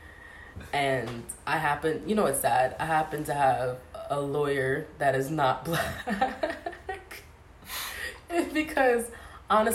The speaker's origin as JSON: {"language": "English", "country": "United States", "said": "I'm American"}